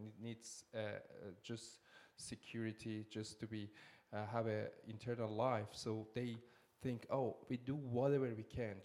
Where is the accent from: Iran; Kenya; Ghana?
Iran; first language Persian; English is a second language; moved away; also born or lived in Lebanon / Syria; originally, I'm from Iran, born in Iran, raised in Iran